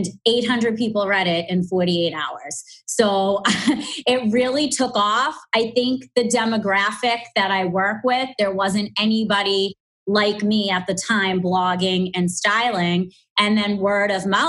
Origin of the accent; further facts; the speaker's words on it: Boston, Massachusetts, United States; accent: strong Boston; I do have a strong Boston accent